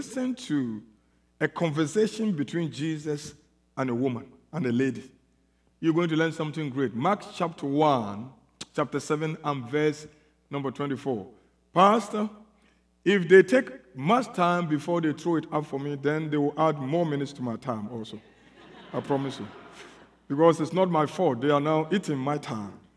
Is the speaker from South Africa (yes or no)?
yes; South Africa; I'm here from South Africa